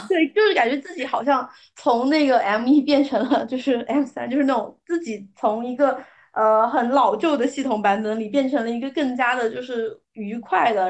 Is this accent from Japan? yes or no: no; China; 我们其实中国人